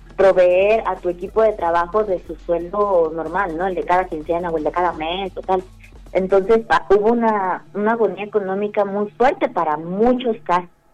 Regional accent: Mexico; now in Mexico City, Mexico; yo no soy, yo no nací en Ciudad de México

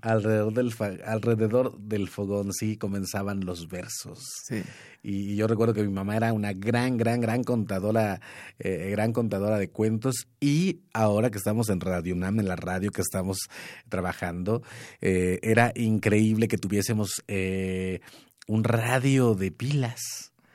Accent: Veracruz, Mexico; yo soy de Veracruz

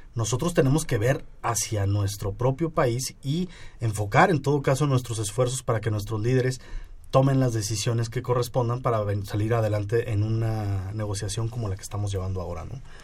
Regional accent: Mexico; yo como mexicano

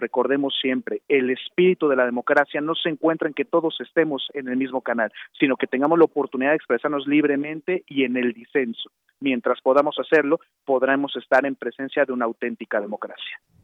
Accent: Mexico

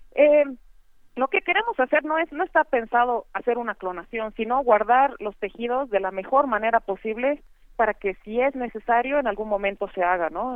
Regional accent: Bolivia; toda la diversidad que tenemos, ¿no? Bolivia es un país diverso

